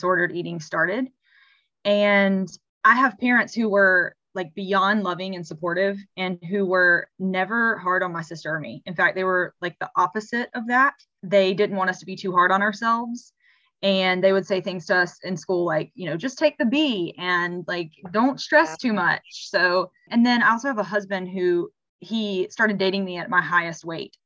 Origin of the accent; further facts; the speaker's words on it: South Carolina, United States; I am from South Carolina